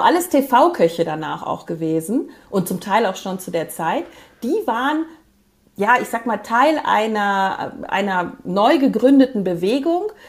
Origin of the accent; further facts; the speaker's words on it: Moers, North Rhine-Westphalia, Germany; War ich in meiner Heimatstadt, ich komme ja vom Niederrhein